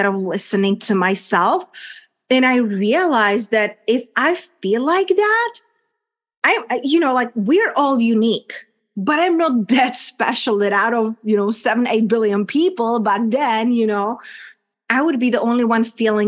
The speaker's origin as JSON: {"language": "English", "country": "Czechia", "also_born_or_lived": "London / Spain / United States / Mexico", "second_language": "English", "moved": "as an adult", "said": "my country where I'm coming from, a little small country, Czech Republic, hence my accent and unpronounceable name"}